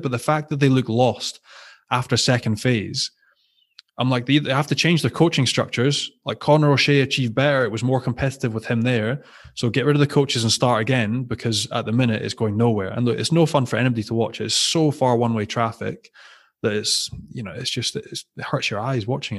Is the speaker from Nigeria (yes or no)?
no; Scotland, United Kingdom; being Scottish